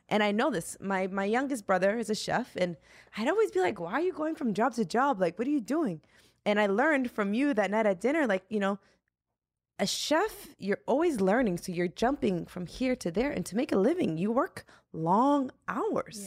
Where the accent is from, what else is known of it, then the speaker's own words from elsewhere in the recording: United States; being an American, living in America